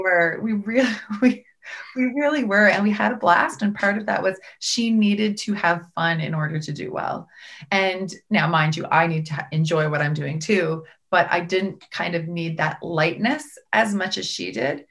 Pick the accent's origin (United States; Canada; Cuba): Canada; Prince Edward Island; I grew up in Prince Edward Island